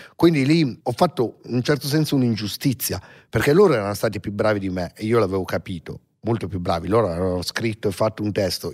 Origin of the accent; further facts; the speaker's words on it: Milan, Lombardy, Italy; sono nato a Milano e i primi anni di vita, cioè fino ai 3-4 anni, 5 forse, so, ho vissuto in piazzale Corvetto